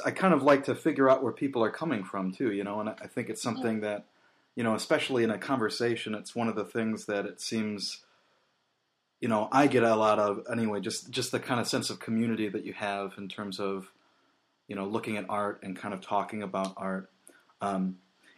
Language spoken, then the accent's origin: English; Midwest, United States; being a Midwesterner from the States